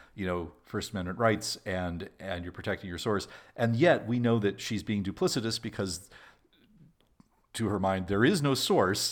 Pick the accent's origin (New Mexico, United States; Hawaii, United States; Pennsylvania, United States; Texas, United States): New Mexico, United States; Albuquerque; also born or lived in Los Alamos, New Mexico; I was born in Albuquerque, which is New Mexico's largest city